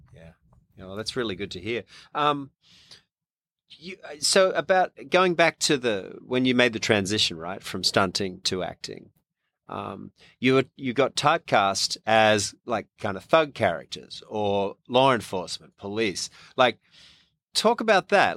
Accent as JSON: {"language": "English", "country": "Australia", "tie": "born or raised there", "accent": "Australian", "moved": "as an adult", "lives_now": "Louisiana, United States", "said": "Australian born and raised, just been here twenty-eight years"}